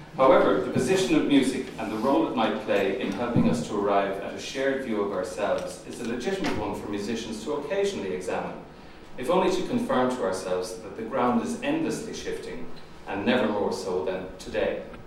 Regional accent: Limerick, Munster, Ireland; I was born in Limerick in 1950

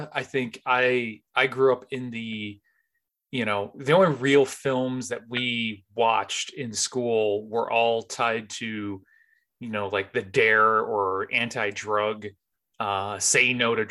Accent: Northeast, United States; I grew up in the Northeast, but we used to have these, they weren't even like video.

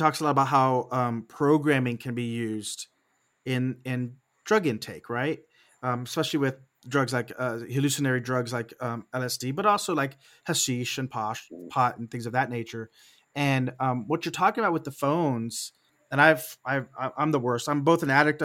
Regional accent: Texas, United States; I was raised in Texas

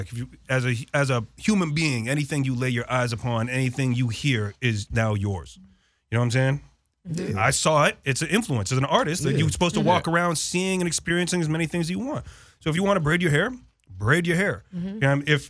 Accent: Toronto, Ontario, Canada; Look, I'm from Toronto, all island people everywhere.

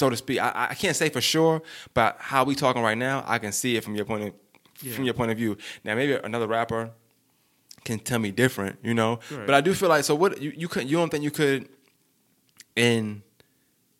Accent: New York City, New York, United States; I'm from Bushwick

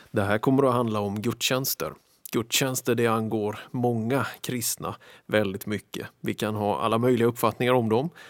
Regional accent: Philadelphia, Pennsylvania, United States; Alltså när jag växte upp så gick jag på jättemycket möten i det lilla kapellet, lilla församlingen som jag växte upp i Philadelphia.

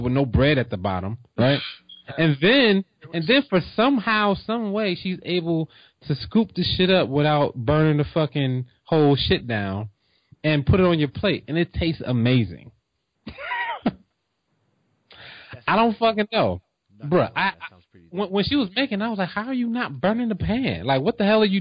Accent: New Jersey, United States; I'm from Jersey

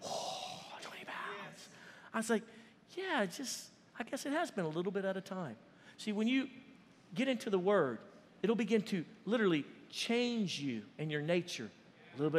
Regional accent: Cajun, Louisiana, United States; we're Cajun

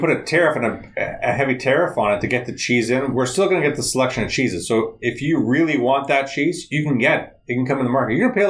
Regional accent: Canada

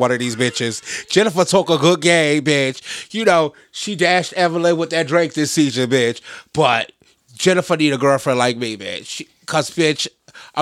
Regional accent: New York, United States; I'm from New York

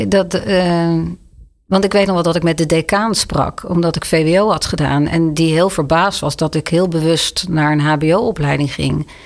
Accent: Leiden, South Holland, Netherlands; moved away as an adult; also born or lived in Oegstgeest; now in Amsterdam, Netherlands; In Leiden.

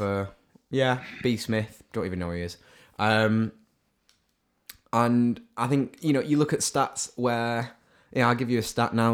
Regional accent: Salford, North West England, United Kingdom; also born or lived in Stockport; I'm a, um, Manchester City fan from Salford

